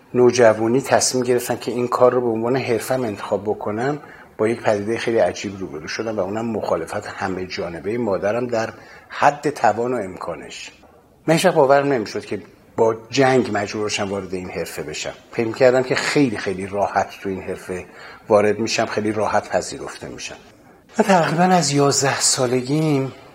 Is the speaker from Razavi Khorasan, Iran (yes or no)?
no; Tehran, Tehran Province, Iran; من متولد 1336 هستم در تهران دنیا آمدم